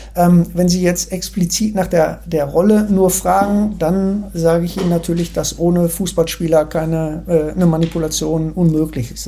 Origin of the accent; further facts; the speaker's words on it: Ruhr area, North Rhine-Westphalia, Germany; ich komme ja aus dem Ruhrgebiet